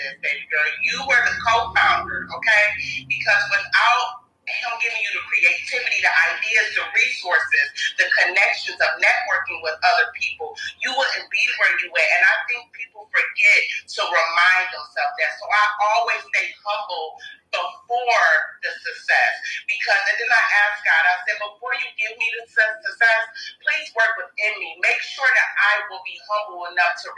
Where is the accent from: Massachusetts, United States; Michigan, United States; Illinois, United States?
Michigan, United States; Detroit; moved away; I'm from Detroit, Michigan